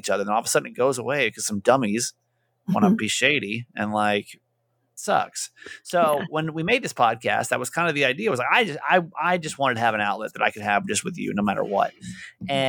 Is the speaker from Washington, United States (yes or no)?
no; San Diego, California, United States; I'm from San Diego, and she was a listener to my last radio station.